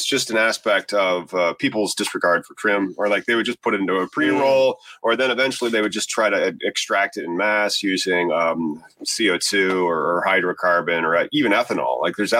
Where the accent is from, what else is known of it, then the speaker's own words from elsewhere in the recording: Illinois, United States; I'm from Illinois.